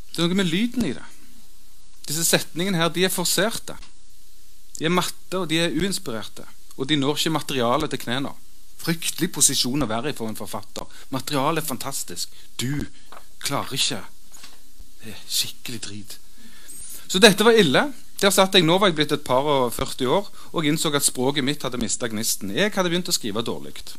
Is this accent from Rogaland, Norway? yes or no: yes; Stavanger, Rogaland, Norway; jeg vokste opp der jeg vokste opp, under den lyseblå, merkantile Stavanger-himmelen